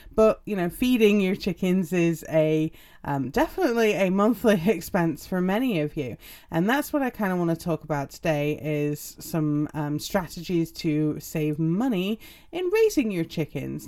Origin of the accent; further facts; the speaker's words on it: England, United Kingdom; moved away; also born or lived in Utah; I'm English.